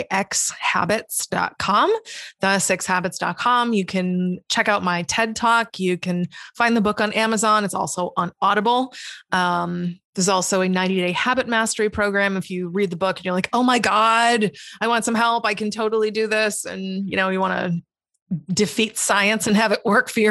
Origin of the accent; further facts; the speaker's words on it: Massachusetts, United States; also born or lived in Hawaii; now in Florida, United States; I'm from Massachusetts. Originally, I lived in Hawaii for a little while and then I moved here.